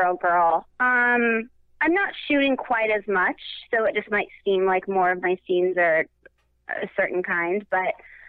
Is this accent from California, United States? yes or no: yes; San Diego, California, United States; I'm from San Diego.